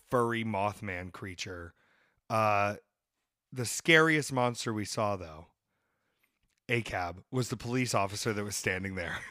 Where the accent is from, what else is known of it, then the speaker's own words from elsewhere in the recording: Atlanta, Georgia, United States; I'm from Atlanta, Georgia